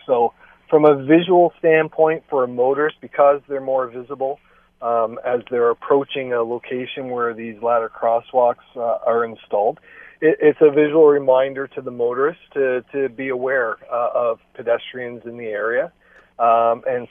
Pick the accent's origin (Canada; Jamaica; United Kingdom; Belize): Canada; Hamilton, Ontario; I'm born and raised in Hamilton. I raised my family here